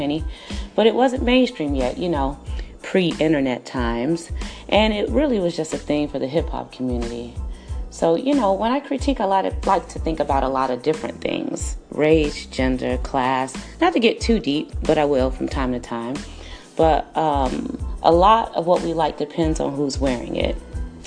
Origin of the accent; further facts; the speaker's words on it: Chicago, Illinois, United States; now in Los Angeles, United States; I'm from Chicago, but I'm based in LA.